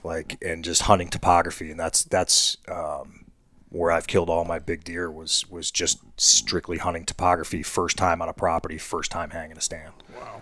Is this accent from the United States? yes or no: yes; Ohio, United States; my home state